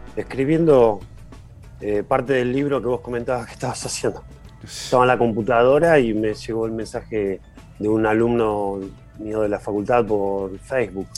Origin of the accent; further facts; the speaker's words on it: Villa Gesell, Buenos Aires Province, Argentina; yo nací y me crié en Gessel